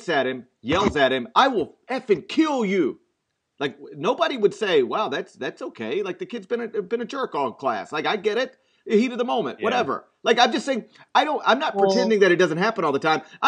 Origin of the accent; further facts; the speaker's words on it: the South, United States; I grew up in the South